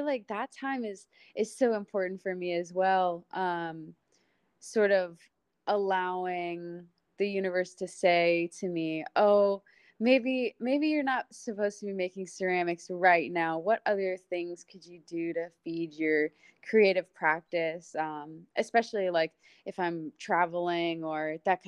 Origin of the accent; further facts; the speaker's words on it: Texas, United States; moved away as an adult; I'm from Texas